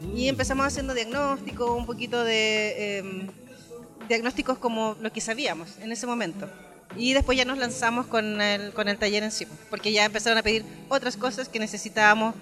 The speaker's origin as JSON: {"language": "Spanish", "town": "Puerto Montt", "region": "Los Lagos", "country": "Chile", "said": "yo vengo de la ciudad del Milcao, de la Sopaitilla, del Milcao, del Curanto. Em, en Puerto Montt tenemos este taller"}